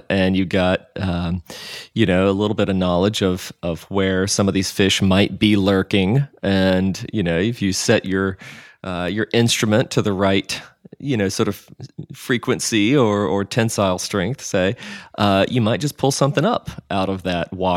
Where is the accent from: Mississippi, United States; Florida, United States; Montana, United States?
Mississippi, United States; growing up in Mississippi